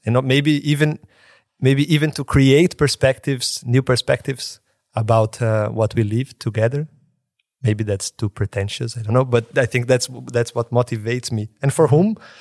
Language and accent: English; Brazil; born or raised there; moved away